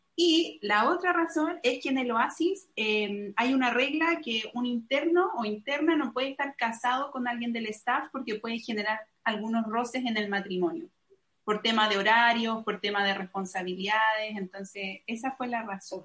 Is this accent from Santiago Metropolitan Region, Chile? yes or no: yes; Santiago, Santiago Metropolitan Region, Chile; moved away as an adult; also born or lived in Tennessee, United States; now in Montevideo, Uruguay; nací en Santiago de Chile, eh, a los 24 años, no, 25 años, me mudé a Tennessee